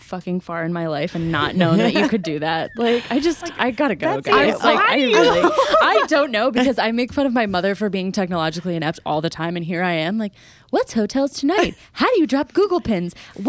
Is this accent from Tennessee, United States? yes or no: no; New Jersey, United States; we're from New Jersey, we live in New Jersey, and we were all the way out on the West Coast